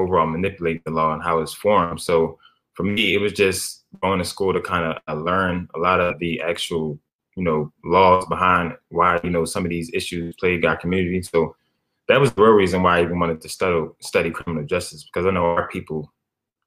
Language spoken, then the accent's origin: English; Philadelphia, Pennsylvania, United States; I'm from West Philadelphia. Contrary to belief, I'm not even from North Philly. I'm from West, grew up on 52nd Street, the heart of West Philadelphia